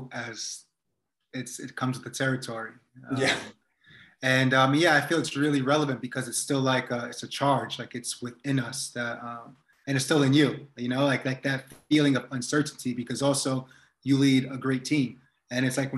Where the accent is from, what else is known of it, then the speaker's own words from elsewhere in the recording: United States; also born or lived in New York / New Jersey; I grew up in New Jersey and New York, and there's a deep part of that culture still in me all the time.